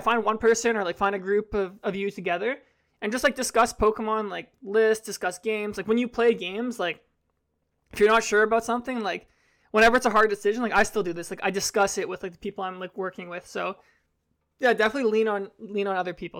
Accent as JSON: {"language": "English", "country": "Canada"}